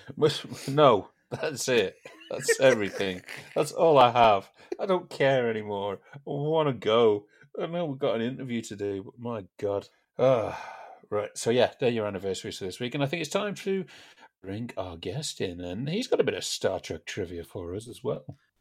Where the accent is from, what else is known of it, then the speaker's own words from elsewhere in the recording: United Kingdom; we're British